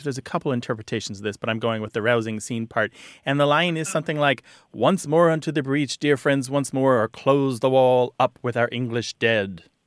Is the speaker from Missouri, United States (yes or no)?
yes; Missouri, United States; moved away; I'm originally from Missouri